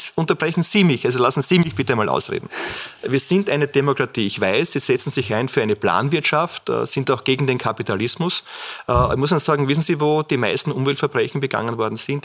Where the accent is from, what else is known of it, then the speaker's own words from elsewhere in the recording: Burgenland, Austria; als Burgenländer